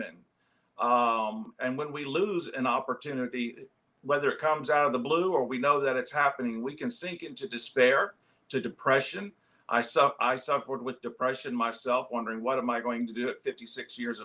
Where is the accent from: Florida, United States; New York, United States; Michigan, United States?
Florida, United States; St. Petersburg; moved away as an adult; also born or lived in Columbia, South Carolina / Dallas, Texas; I was born and raised in St. Petersburg, Florida